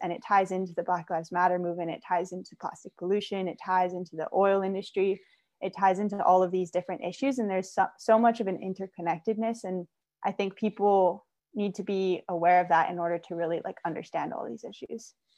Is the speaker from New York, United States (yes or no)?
no; Hawaii, United States; moved away as an adult; also born or lived in San Luis Obispo, California; growing up in Hawaii